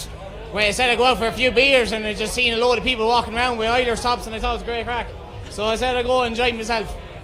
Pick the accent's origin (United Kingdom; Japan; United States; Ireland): Ireland; Westmeath, Leinster; I'm from Westmeath.